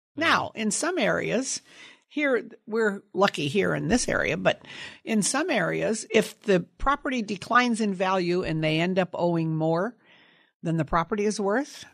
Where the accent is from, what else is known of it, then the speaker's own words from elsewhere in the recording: Sunnyvale, California, United States; also born or lived in San Jose, California; I grew up in Sunnyvale, California, on an apricot cherry and prune orchard